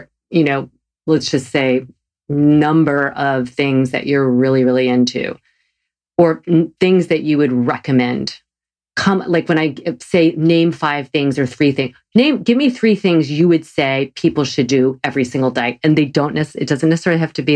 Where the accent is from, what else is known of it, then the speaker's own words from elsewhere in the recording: the South, United States; I'm from the South.